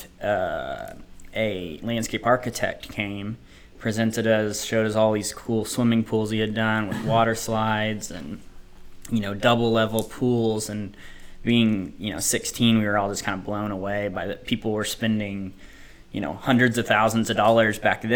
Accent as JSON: {"language": "English", "town": "Pampa", "region": "Texas", "country": "United States", "tie": "born or raised there", "also_born_or_lived": "Liberal, Kansas / Dallas-Fort Worth, Texas", "moved": "as an adult", "lives_now": "Oklahoma, United States", "said": "I was born in Liberal, Kansas. Family was in the kind of the oil industry, so we moved to Pampa, Texas, grew up mostly there, and then on to the Dallas-Fort Worth area"}